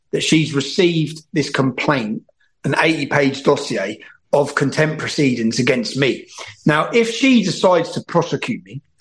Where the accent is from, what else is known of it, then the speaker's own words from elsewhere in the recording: England, United Kingdom; I go to jail as a British journalist for two years because of that film.